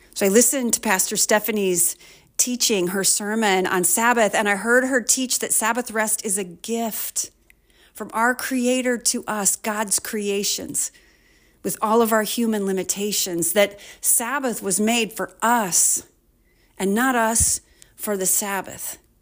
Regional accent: Waterloo, Iowa, United States; I grew up in Waterloo

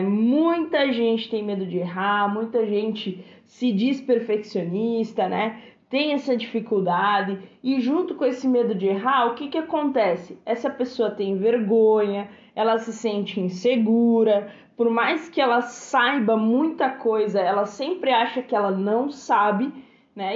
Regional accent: Brazil; Somos brasileiros, falamos português fluentemente

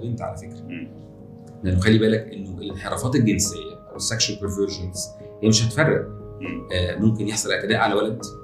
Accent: Egypt; عندنا في مصر

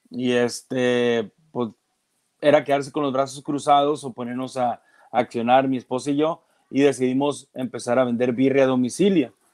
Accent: Mexico; Pues para qué le busco por otro lado si soy mexicano y es lo que, lo que más o menos sé hacer.

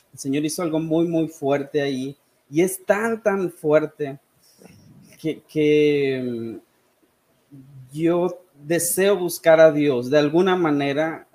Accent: Sonora, Mexico; also born or lived in Saltillo, Coahuila / United States / Caracas, Venezuela; soy originario de Sonora, aunque en realidad no nací aquí

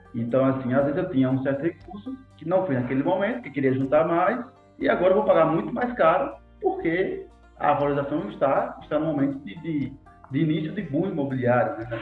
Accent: Sergipe, Brazil; A gente é sergipano e gosta de dizer que é sergipano

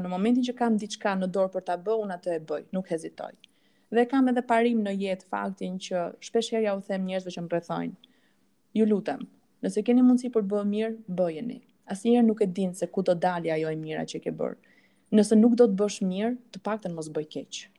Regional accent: Korçë, Korçë County, Albania; moved away; also born or lived in northern Albania; Un vet jam nga Korça si si origjin.

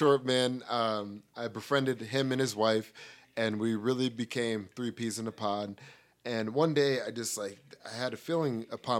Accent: Colorado, United States; moved away as an adult; now in Monterey, United States; I moved from Colorado to Monterey, California in the Northern Bay of California. I'm very close to San Francisco.

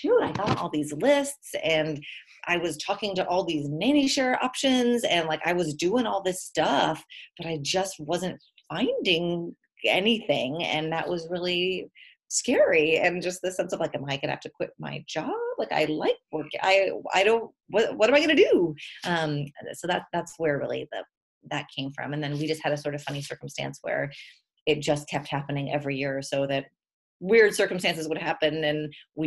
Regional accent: Texas, United States; moved away as an adult; I'm from Texas

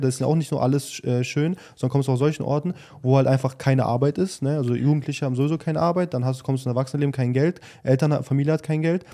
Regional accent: Germany; moved away; wir sind halt irgendwo auch in Deutschland aufgewachsen

